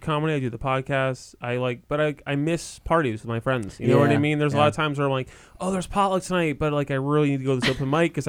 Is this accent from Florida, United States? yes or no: no; Connecticut, United States; growing up in Connecticut, it's just like especially like in a small town in Connecticut